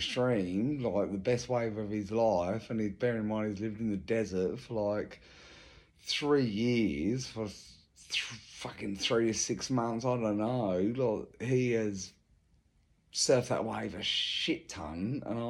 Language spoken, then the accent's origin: English; England, United Kingdom; moved away as an adult; now in Australia; I'm English. I moved here, 20 years ago.